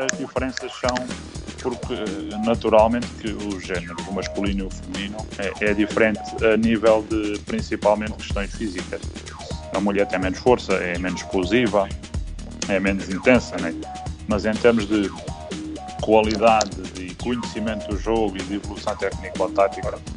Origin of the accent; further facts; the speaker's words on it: Martim Longo, Algarve, Portugal; uns miúdos aqui da minha aldeia, que era, era e é Martilom